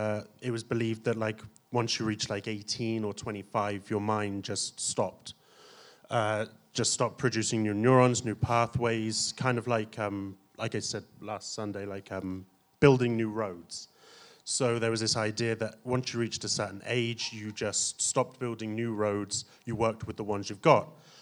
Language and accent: English; Plymouth, South West England, United Kingdom; No. I'm from the south of the border, so from the southwest of England in Plymouth.